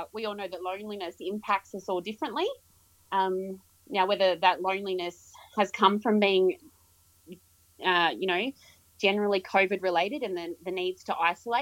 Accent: Yass, New South Wales, Australia; moved away as an adult; also born or lived in Queensland; originally I was born and raised in Yass, so just outside of ACT

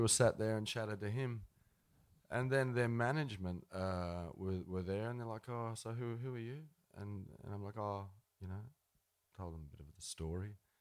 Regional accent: Ardlethan, New South Wales, Australia; also born or lived in Dubbo, New South Wales; there were cheap houses going in Ardlethan. So they moved out there. We could get a house for you know eight or ten grand, a little fibro house there, and uh, that's where we we grew up out there

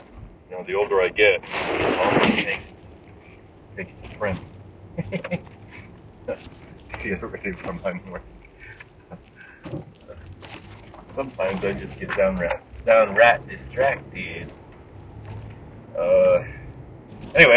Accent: United States; moved away as an adult; now in Japan; My context is Japan, but I am from America, but I've lived in Japan for 22 years

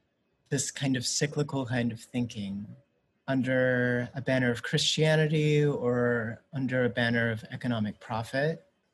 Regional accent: Alabama, United States; also born or lived in San Antonio, Texas; I'm very much grounded in a community, in a place that I grew up in rural Alabama, the places that I grew up in San Antonio, places that are in between

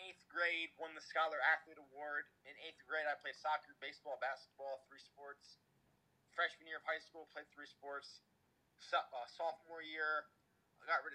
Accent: Toms River, New Jersey, United States; Been in Tom's River my whole life, 24 years.

